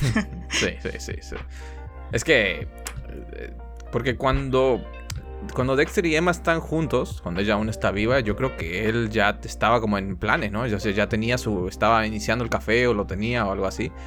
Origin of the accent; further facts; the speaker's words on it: Argentina; Soy un, soy un mal, argentino, lo soy